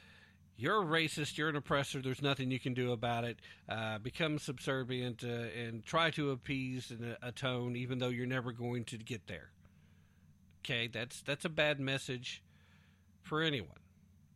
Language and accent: English; Tennessee, United States; my home state of Tennessee